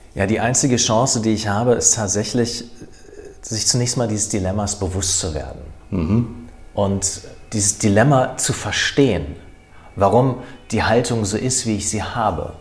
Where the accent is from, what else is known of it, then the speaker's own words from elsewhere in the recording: Wiesbaden, Hesse, Germany; Ich bin ja aus Wiesbaden, von daher bin ich mit der Nähe des Rheingaus aufgewachsen